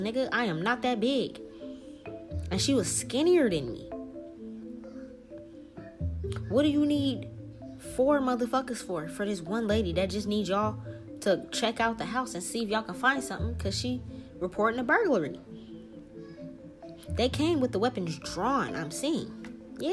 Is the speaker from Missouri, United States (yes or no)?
no; New Orleans, Louisiana, United States; My ancestors, I am from New Orleans.